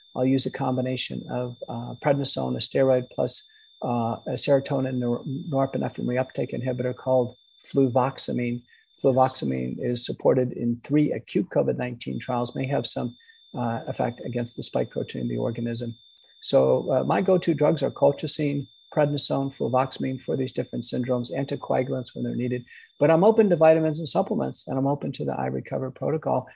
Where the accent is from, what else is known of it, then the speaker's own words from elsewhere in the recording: United States; I'm an Irish American.